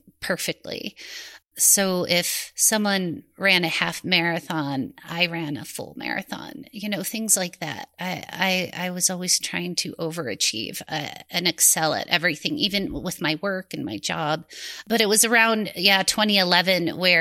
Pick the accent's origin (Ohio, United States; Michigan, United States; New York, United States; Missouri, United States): Ohio, United States; a suburb of Cleveland; I grew up in a suburb of Cleveland, Ohio